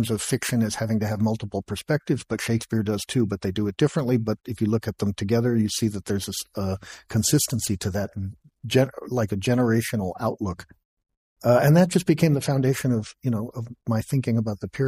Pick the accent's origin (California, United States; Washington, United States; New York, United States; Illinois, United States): California, United States; Los Angeles; I'm from Los Angeles